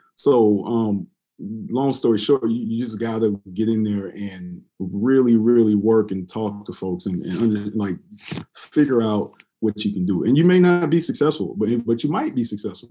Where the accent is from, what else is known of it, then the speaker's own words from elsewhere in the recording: Columbia, South Carolina, United States; moved away as an adult; I'm originally from Columbia, South Carolina